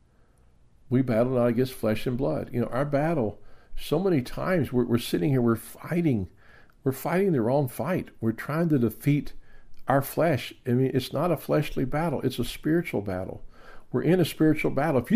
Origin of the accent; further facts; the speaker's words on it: the South, United States; I grew up in the South